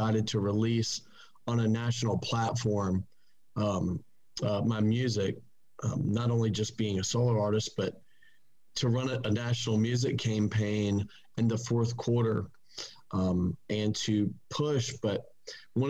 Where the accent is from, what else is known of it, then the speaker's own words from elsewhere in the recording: Wilmington, North Carolina, United States; also born or lived in Plant City, Florida / Perry, Florida; I'm a proud Wilmingtonian, is what they call us. I just over my years I started here playing music. I went to elementary school, middle school, high school